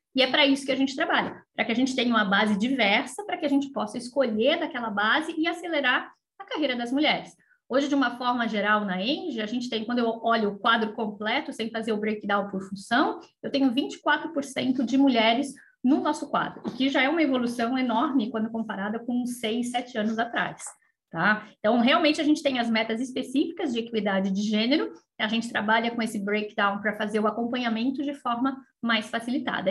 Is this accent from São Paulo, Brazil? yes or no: yes; São Paulo, Brazil; moved away as an adult; now in Florianópolis, Brazil; sou de São Paulo, morava em São Paulo nessa época